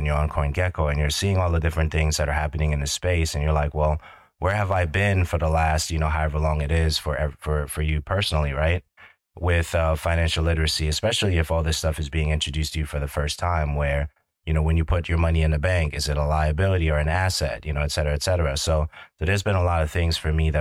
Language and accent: English; New York City, New York, United States; growing up in Brooklyn, New York in the 90s